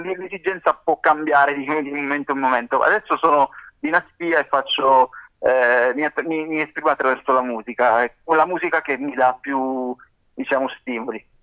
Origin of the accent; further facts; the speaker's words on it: Sicily, Italy; da siciliano